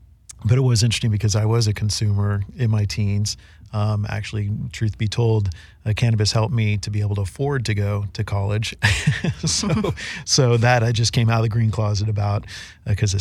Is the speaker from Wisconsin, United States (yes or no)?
no; Bay Area, California, United States; now in Southern California, United States; the young ladies I grew up with in the Bay Area